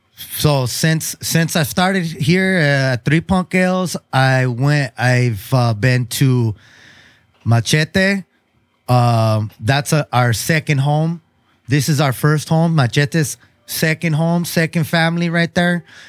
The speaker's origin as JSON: {"language": "English", "town": "Chula Vista", "region": "California", "country": "United States", "tie": "born or raised there", "said": "I grew up in Chula Vista too, South Chula Vista."}